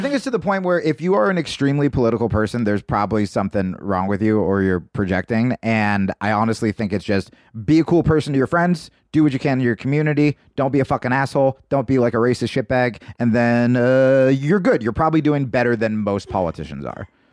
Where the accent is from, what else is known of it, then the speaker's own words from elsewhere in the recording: New Jersey, United States; also born or lived in New York / Los Angeles; now in Austin, United States; I grew up in New Jersey